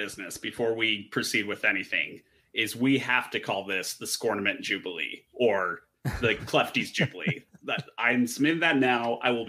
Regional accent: Minnesota, United States; I'm from Minnesota

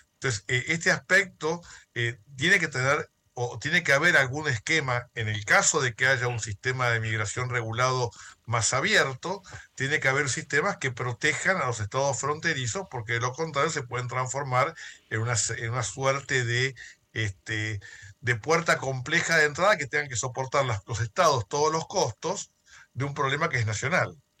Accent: Argentina; hablo como abogado argentino

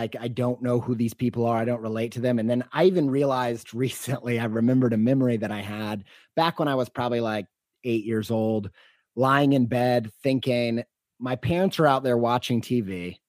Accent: Indiana, United States; also born or lived in Western New York; I grew up in Southern Indiana, but we moved around a lot. So I don't really have a place that feels like home.

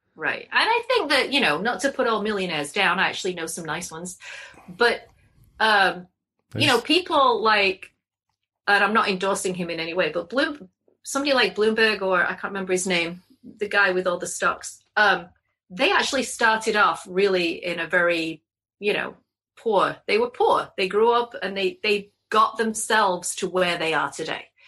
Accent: England, United Kingdom; now in Connecticut, United States; as an English person

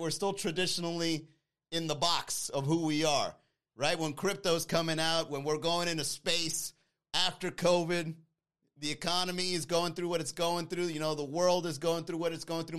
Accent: Miami, Florida, United States; also born or lived in New York; I came here when I was young, all right? I came here in the late eighties, all right? I was, like, four or five years old.

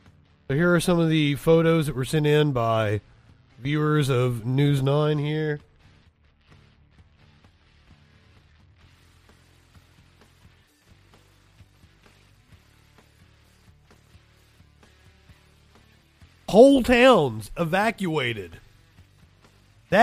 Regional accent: Kentucky, United States; I'm from Kentucky

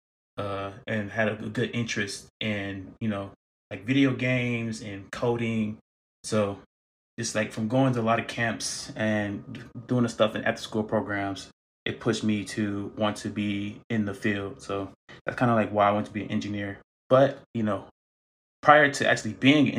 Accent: Saginaw, Michigan, United States; moved away as an adult; also born or lived in Flint, Michigan; now in California, United States; so I was born in Flint and I was raised in Saginaw, Michigan

